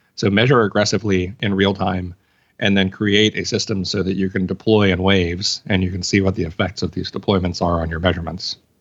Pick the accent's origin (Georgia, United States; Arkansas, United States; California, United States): Arkansas, United States; I'm from Arkansas